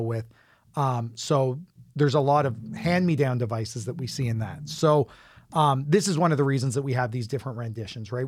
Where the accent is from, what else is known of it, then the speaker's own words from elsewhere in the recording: Fredericton, New Brunswick, Canada; moved away; I'm from Fredericton originally